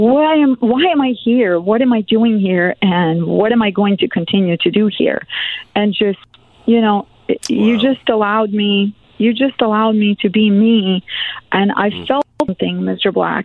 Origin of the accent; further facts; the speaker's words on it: Serbia; also born or lived in Germany; now in United States; I'm born in Germany, but I grew up in Serbia